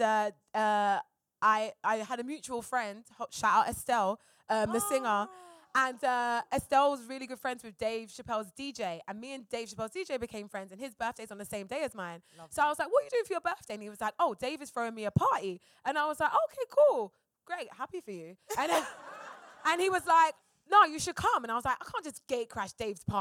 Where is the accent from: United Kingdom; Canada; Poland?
United Kingdom; London; moved away as an adult; now in United States; I'm from Fulton Heath, Croydon